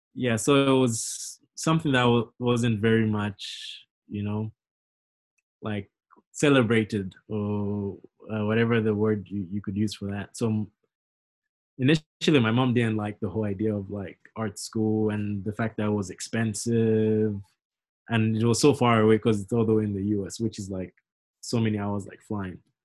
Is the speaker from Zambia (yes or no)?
yes; Zambia; moved away as an adult; now in United States; growing up in Zambia